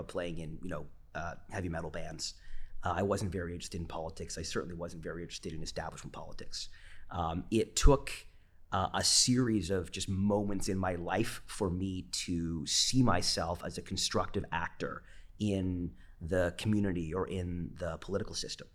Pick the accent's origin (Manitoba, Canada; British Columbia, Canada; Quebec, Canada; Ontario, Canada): British Columbia, Canada; Vancouver; I'm a Vancouverite, born and raised